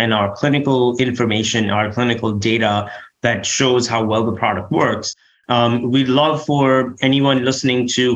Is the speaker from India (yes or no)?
yes; India; moved away; I'm from India